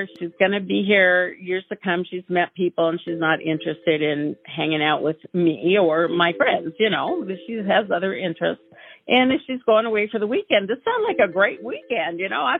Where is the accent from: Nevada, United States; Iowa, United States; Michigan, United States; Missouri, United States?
Iowa, United States; Knoxville; born or raised there